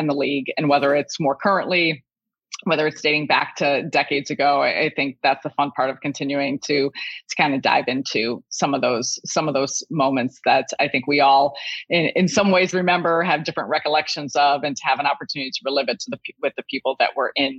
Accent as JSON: {"language": "English", "town": "Chicago", "region": "Illinois", "country": "United States", "tie": "born or raised there", "said": "I'm born and raised in Chicago"}